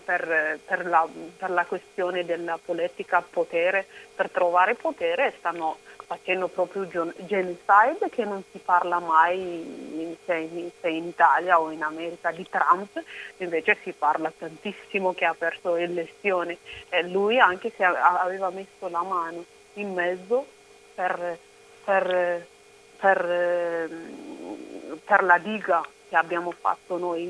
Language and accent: Italian; Oromia, Ethiopia; now in Italy; Io sono cresciuta, nata in Oromia